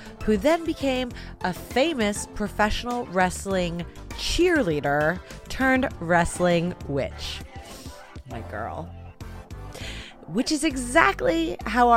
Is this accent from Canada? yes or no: yes; Canada; as a Canadian